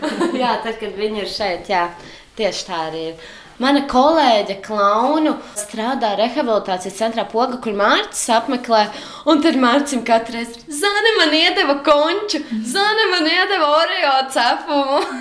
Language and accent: Latvian; Jūrmala, Latvia; also born or lived in Riga / Jelgava; now in Sigulda, Latvia; es esmu ienācēja oriģināli no Jūrmalas, pēc tam no Rīgas. Uh, un tagad jau no Siguldas